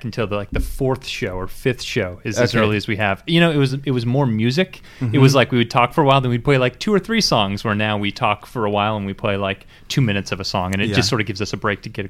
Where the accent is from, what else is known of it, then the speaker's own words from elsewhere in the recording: Santa Rosa, California, United States; now in San Francisco, United States; I grew up in Santa Rosa.